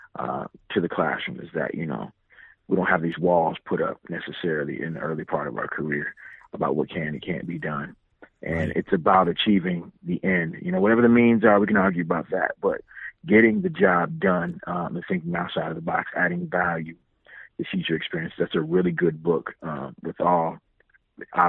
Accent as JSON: {"language": "English", "region": "Illinois", "country": "United States", "moved": "yes", "lives_now": "Charlotte, United States", "said": "I'm originally from Illinois"}